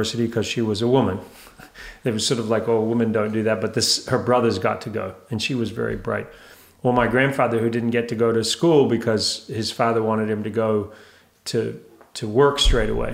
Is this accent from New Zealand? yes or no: yes; New Zealand; moved away; I come from New Zealand